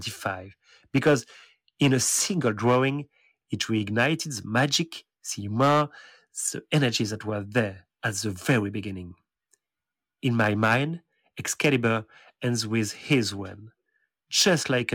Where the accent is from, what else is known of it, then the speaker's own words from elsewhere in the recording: France; English is a second language; Nightcrawler's biggest French fan. I'm back with my despicable accent